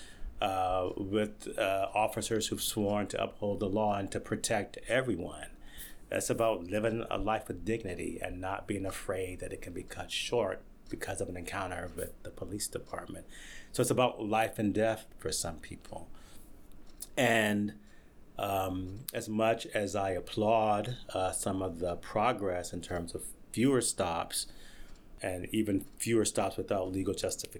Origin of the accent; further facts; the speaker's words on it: Wilmington, North Carolina, United States; moved away as an adult; also born or lived in California; now in Philadelphia, United States; I was home, where I'm from, visiting friends and family in Wilmington, North Carolina.